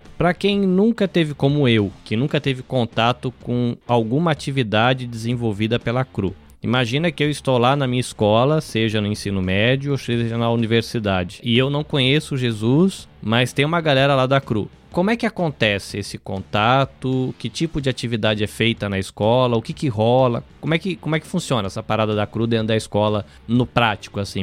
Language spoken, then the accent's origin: Portuguese; interior of São Paulo, Brazil; moved away; also born or lived in Salvador, Bahia; eu sou de Salvador, na Bahia, mas eu cresci no interior de São Paulo